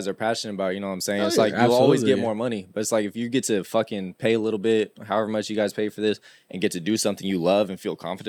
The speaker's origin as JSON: {"language": "English", "town": "Sacramento", "region": "California", "country": "United States", "tie": "born or raised there", "said": "it's where I grew up. This is my home."}